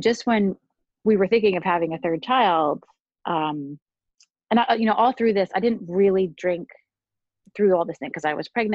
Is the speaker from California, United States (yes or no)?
no; Pittsburgh, Pennsylvania, United States; moved away as an adult; also born or lived in Indiana / Baltimore; now in New York, United States; I grew up in Pittsburgh